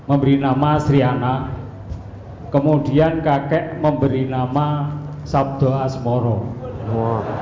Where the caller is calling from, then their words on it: Purwodadi, Central Java, Indonesia; Kami dari Purwodadi berhubungan